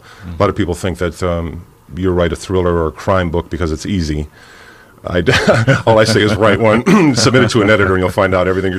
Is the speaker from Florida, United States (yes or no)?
no; Cleveland, Ohio, United States; Live in Cleveland Heights, born and raised in Cleveland.